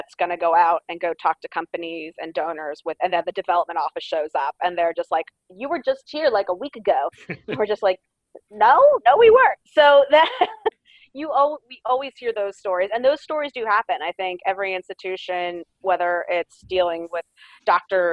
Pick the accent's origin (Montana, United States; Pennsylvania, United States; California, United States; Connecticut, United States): Pennsylvania, United States; outside of Philadelphia; moved away as an adult; also born or lived in Long Island, New York; now in Tennessee, United States; I was born and raised outside of Philadelphia, Pennsylvania